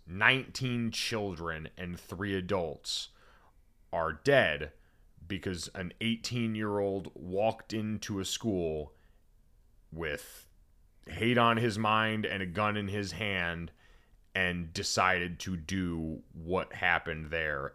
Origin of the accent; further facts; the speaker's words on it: Connecticut, United States; I grew up in Connecticut